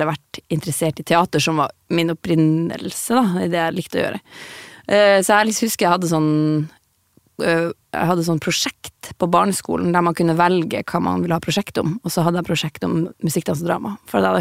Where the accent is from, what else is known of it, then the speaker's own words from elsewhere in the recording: Alta, Finnmark, Norway; Um, jeg er jo fra Alta, så jeg på, begynte på dramalinja i Alta.